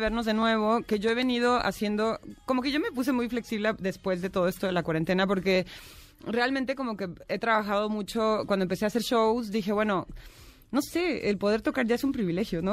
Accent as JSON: {"language": "Spanish", "town": "Tijuana", "region": "Baja California", "country": "Mexico", "also_born_or_lived": "Mexico City", "moved": "yes", "said": "soy de Tijuana y había vivido lejos de mi ciudad viviendo aquí en el DF, pero nunca había vivido lejos de México."}